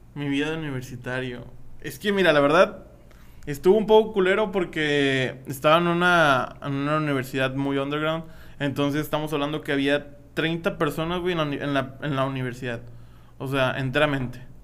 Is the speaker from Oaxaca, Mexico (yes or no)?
no; Matamoros, Tamaulipas, Mexico; moved away; Iba a estudiar arquitectura en mi pueblo natal Matamoros, Tamaulipas.